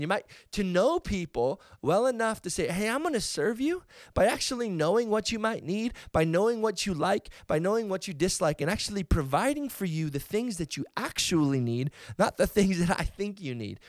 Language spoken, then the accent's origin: English; Edmonton, Alberta, Canada; the Edmonton Oilers right here from my hometown